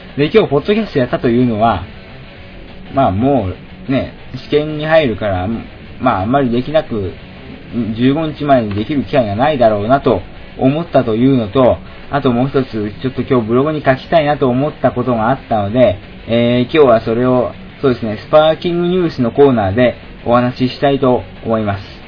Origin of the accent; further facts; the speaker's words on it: Shizuoka, Japan; moved away as an adult; also born or lived in Tokyo; 私の出身地静岡県